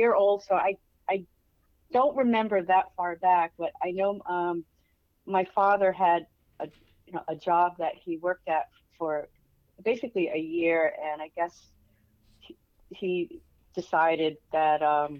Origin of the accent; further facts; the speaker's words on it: Rhode Island, United States; I loved it. Compared to where I am now, I just remember the ocean, growing up near the ocean, being near the water.